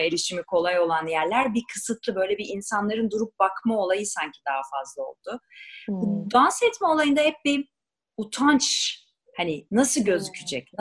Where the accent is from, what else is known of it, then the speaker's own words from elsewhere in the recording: Ankara, Turkey; Biz Ankaralıyız